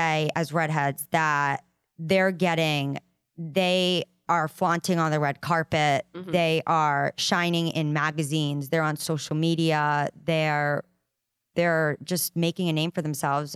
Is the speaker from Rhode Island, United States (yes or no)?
yes; Rhode Island, United States; accent: Rhode Island; my Rhode Island accent